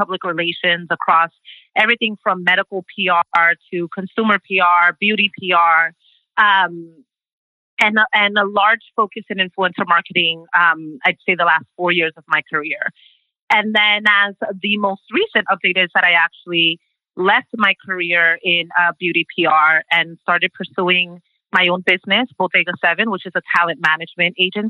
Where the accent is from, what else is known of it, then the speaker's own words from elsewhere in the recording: New York City, New York, United States; also born or lived in Brooklyn; I am a Dominicana from the Bronx, first generation American, born and raised in the Bronx. I call Brooklyn home now.